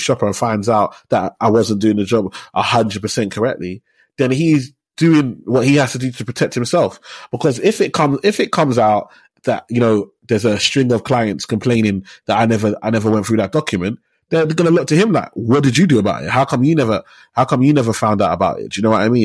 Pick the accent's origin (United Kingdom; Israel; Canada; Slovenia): United Kingdom; London; I grew up in Tower Hamlets. I was born in Whitechapel. So I'm from Tower Hamlets.